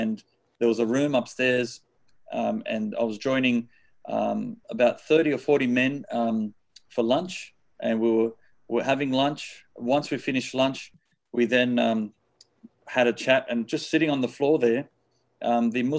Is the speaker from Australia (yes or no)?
yes; Sydney, New South Wales, Australia; I was born here in Sydney, Australia. And we were raised I think in the early days as a normal Catholic family.